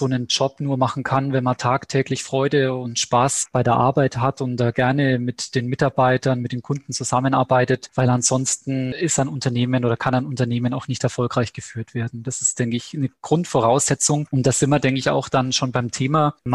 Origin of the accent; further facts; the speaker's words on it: Bamberg, Bavaria, Germany; born there; Ich bin 45 äh, Jahre alt, gebürtiger Bamberger, verheiratet, Vater dreier Kinder.